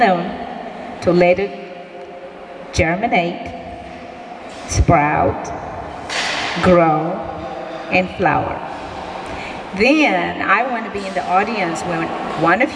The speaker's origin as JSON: {"language": "English", "country": "Ethiopia", "also_born_or_lived": "Martindale-Brightwood, Indianapolis", "moved": "yes", "lives_now": "Indianapolis, United States", "said": "I came from Ethiopia"}